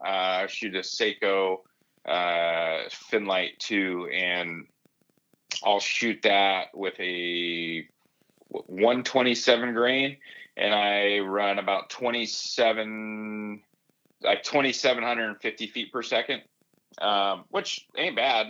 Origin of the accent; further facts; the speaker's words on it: the Sierra / Eastern Sierras, California, United States; moved away as an adult; I grew up in the Sierra, you know, camping and uh, backpacking in the Eastern Sierras